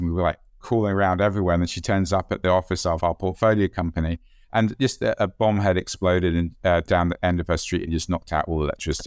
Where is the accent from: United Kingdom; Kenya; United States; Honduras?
United Kingdom; being British